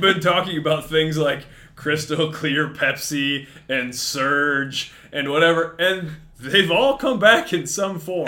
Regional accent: Mason City, Iowa, United States; I grew up in Mason City, north end of Mason City

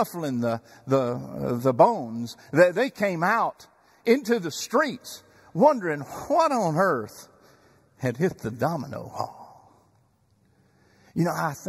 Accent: Chandler, Texas, United States; moved away as an adult; now in Dallas-Fort Worth, United States; I remember being a bat boy before Little League in Chandler, Texas, back in my hometown.

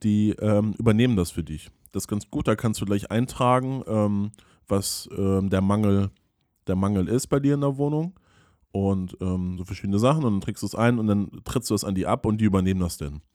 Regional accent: a village near Flensburg, Schleswig-Holstein, Germany; ich habe ja da auf dem Dorf gelebt

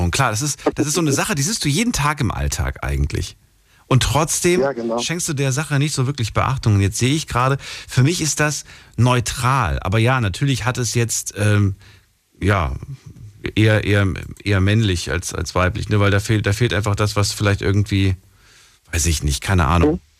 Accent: Wiesbaden, Hesse, Germany; Ich, ich komme aus Wiesbaden.

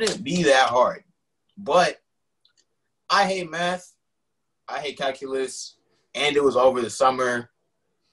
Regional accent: Houston, Texas, United States; I'm from Houston.

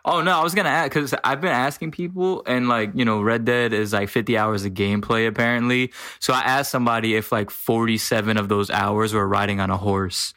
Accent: Washington, District of Columbia, United States; I'm from Washington, D C

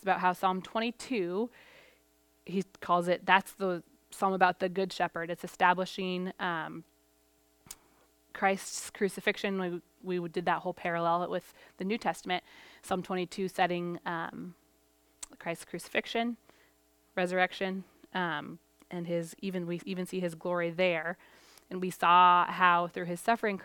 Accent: Portugal; moved away; I grew up in Portugal.

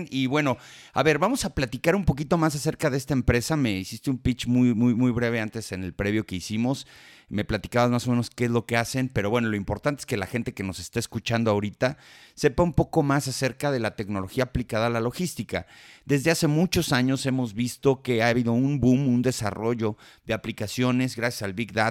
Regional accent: Colombia; Soy colombiana, así es.

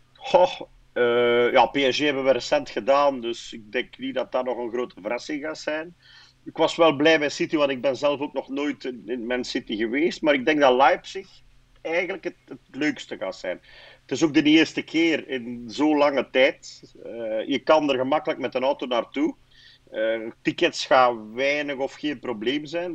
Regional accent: Aalst, Flanders, Belgium; Ik ben afkomstig van Aalst.

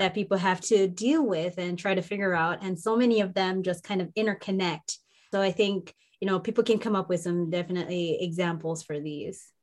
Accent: Jamaica; moved away as an adult; also born or lived in Minnesota; where I grew up in, the warm mountains of Jamaica

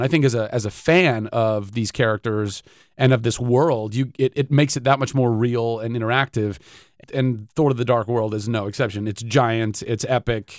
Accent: Ventura, California, United States; I'm from Ventura

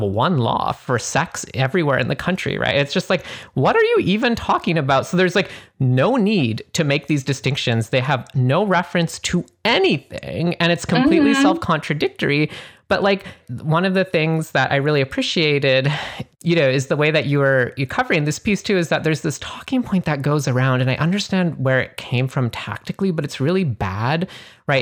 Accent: Canada; moved away; I'm originally from Canada

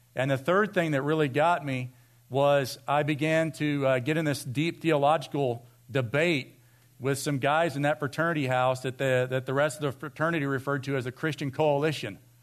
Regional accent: Vienna, United States; I grew up in Vienna

